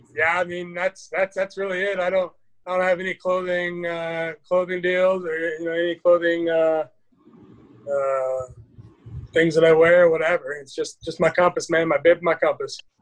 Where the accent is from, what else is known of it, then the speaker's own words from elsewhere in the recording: Mukilteo, Washington, United States; now in Phoenix, United States; born and raised just north of Seattle in a, a little town called Mukilteo, Washington.